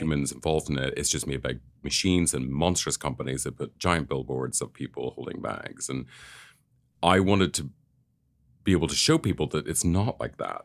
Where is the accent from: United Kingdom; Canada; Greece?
United Kingdom; Northern Ireland; I grew up in Northern Ireland